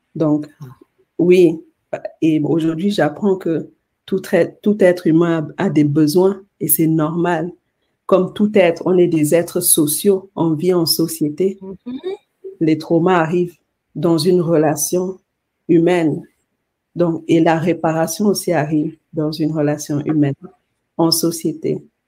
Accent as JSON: {"language": "French", "country": "Cameroon", "tie": "born or raised there", "said": "je suis née au Cameroun, dans un village."}